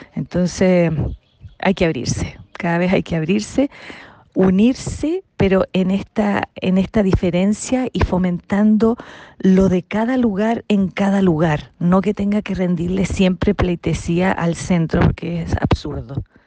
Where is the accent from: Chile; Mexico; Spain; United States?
Chile; Viña del Mar, Valparaíso; Yo no soy de Santiago, yo soy de Viña